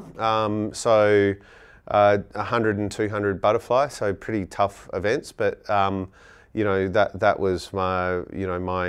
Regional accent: Gooseberry Hill, Western Australia, Australia; So I grew up in Gooseberry Hill, went to Gooseberry Hill Primary School, so I grew up in the hills.

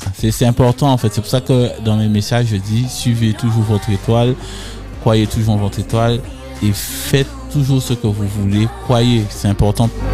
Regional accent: Les Abymes, Guadeloupe; je viens des Abîmes, euh, issu d'une famille modeste

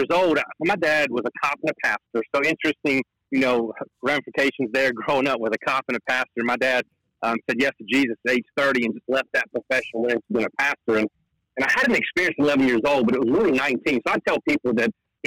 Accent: North Carolina, United States; I'm from North Carolina

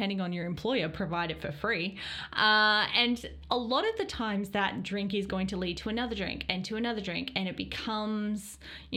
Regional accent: Australia; growing up in Australia and being Australian

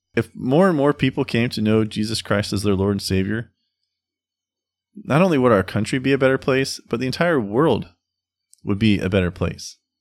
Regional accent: United States; we as American citizens

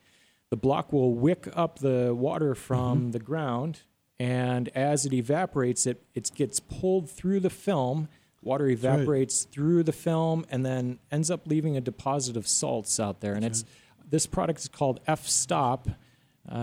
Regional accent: Chicago, Illinois, United States; moved away; I'm from Chicago.

